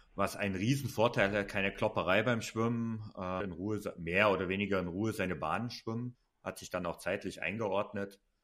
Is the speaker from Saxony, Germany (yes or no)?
yes; Saxony, Germany; born or raised there